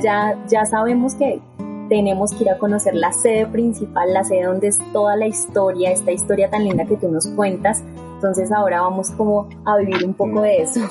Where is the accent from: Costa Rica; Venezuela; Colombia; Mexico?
Colombia; Bogotá, Bogotá Capital District; nosotros realmente somos unos rolos inexpertos